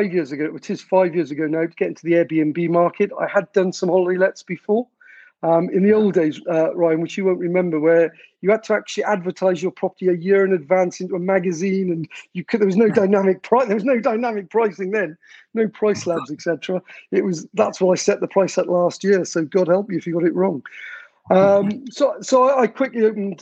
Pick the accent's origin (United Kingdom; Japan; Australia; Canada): United Kingdom; South Wales; moved away as an adult; I'm from South Wales, although I spent most of my, in fact, all my working life outside of Wales